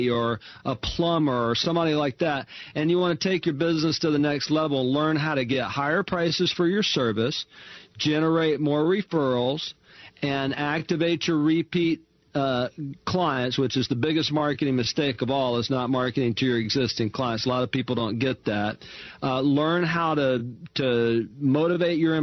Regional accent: Mobile, Alabama, United States; moved away as an adult; now in Houston, United States; I grew up in Mobile, Alabama

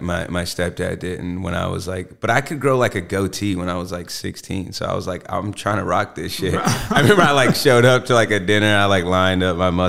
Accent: Columbus, Georgia, United States; also born or lived in Phenix City, Alabama; I grew up in Georgia

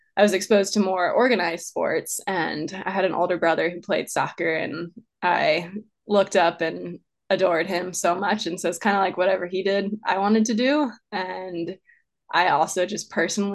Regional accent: Maryland, United States; moved away as an adult; also born or lived in Arizona; I grew up in Maryland, kind of in the suburban areas

